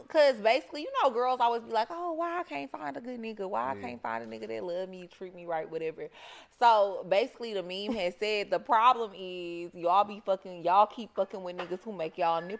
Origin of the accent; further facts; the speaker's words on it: Houston, Texas, United States; we're actually both from Texas. So I'm from Houston